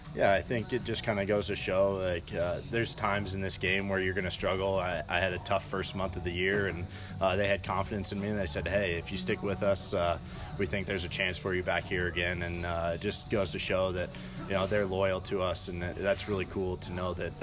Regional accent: Denver, Colorado, United States; my hometown uh, for my my hometown team

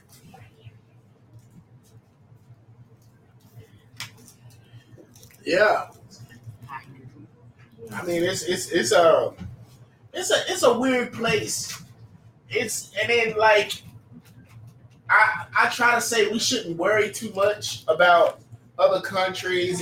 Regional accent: Texas, United States; And I'm from Texas.

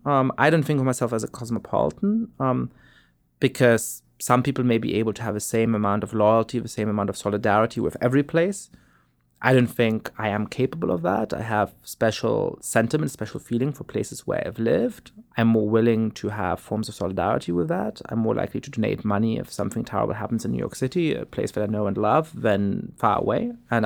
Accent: Germany; I grew up in Germany, born to Polish parents. I was Jewish, which made it complicated in various ways whether I belonged in Germany.

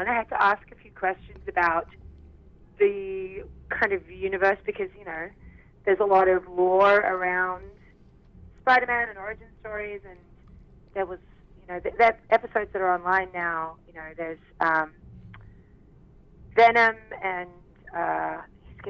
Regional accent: Australia; accent: Aussie; now in Vancouver, Canada; I was Australian

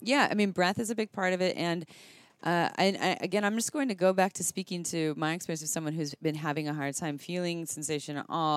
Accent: Santa Cruz, California, United States; I'm from Santa Cruz.

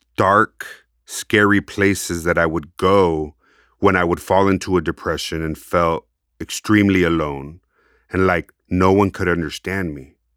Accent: United States; accent: Chicano; my Chicano accent

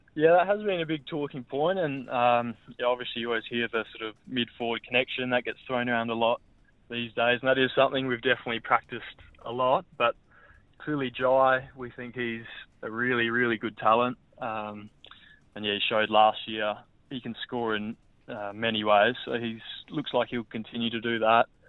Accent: Adelaide, South Australia, Australia; moved away as an adult; also born or lived in Brisbane / Melbourne; now in Perth, Australia; home's definitely still Adelaide, just purely family's there

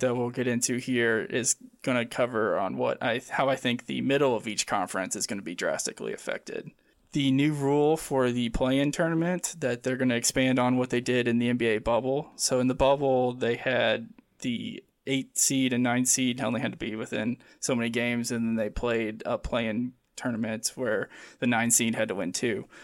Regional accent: Midwest of the United States, United States; growing up in the Midwest of the United States here.

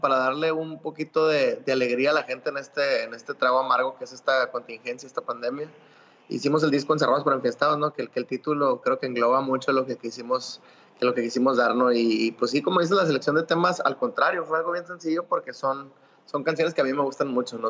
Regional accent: Mexico; los que somos mexicanos

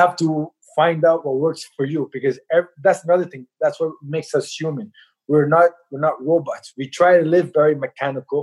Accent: Montreal, Quebec, Canada; also born or lived in Halifax, Nova Scotia; I was born in Canada, raised in Montreal

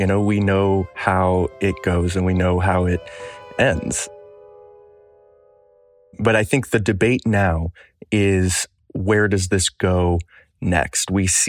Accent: Michigan, United States; Michigan, my home state

